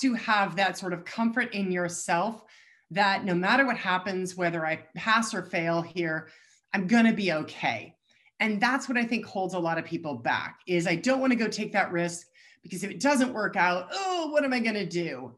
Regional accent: Colorado, United States; I'm born and raised in Colorado

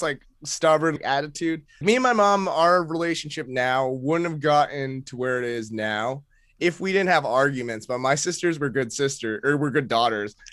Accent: Maine, United States; moved away as an adult; now in New York, United States; my, uh, Filipino upbringing in Maine

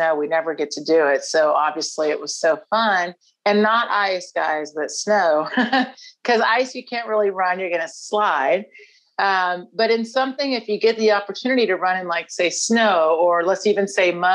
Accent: Houston, Texas, United States; from Houston originally

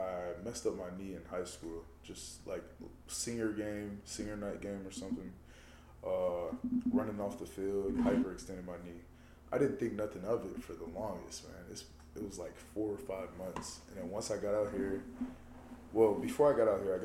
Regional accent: Long Beach, California, United States; moved away as an adult; now in Rochester, United States; I'm from Long Beach, bro. They call that shit the melting pot for how diverse it is.

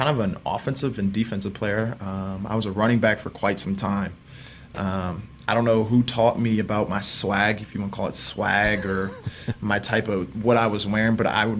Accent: Indiana, United States; We're from Indiana

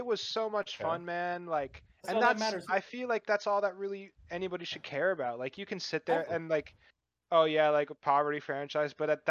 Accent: Seattle, Washington, United States; I was born in Seattle. So I'm a Seahawks fan as well.

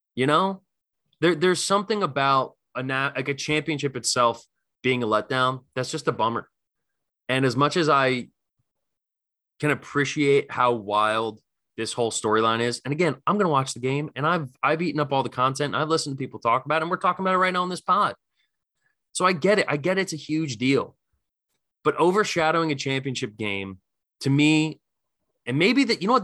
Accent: Philadelphia, Pennsylvania, United States; I'm coming from Philly

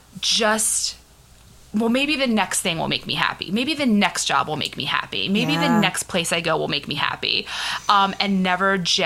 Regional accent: Philadelphia, Pennsylvania, United States; I'm from Philly.

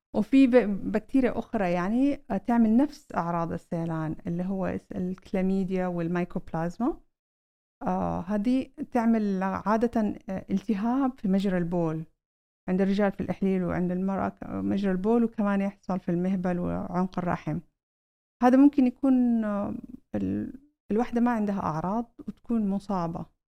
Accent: Saudi Arabia; عندنا في السعودية

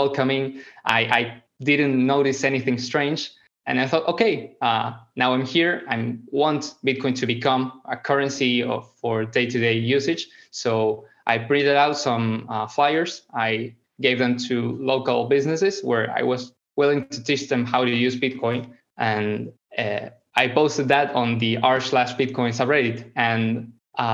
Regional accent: Argentina; I am from Argentina, I'm not a very rich country

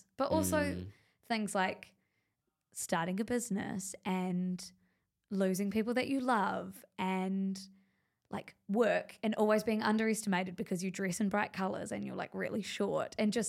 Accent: New Zealand; I'm like, I don't know. I'm from New Zealand.

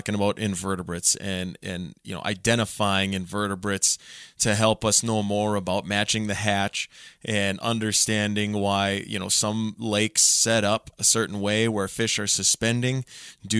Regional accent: Otter Tail County, Minnesota, United States; growing up in Otter Tail County

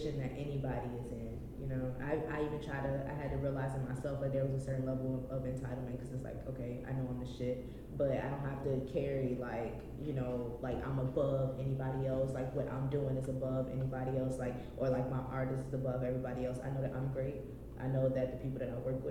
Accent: Richmond, Virginia, United States; I'm from Richmond.

